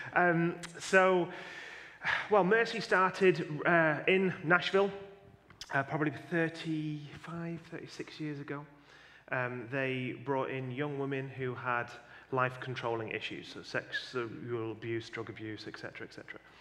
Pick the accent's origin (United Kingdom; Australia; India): United Kingdom; Yorkshire and the Humber; where we live, we live in a, in a county called Yorkshire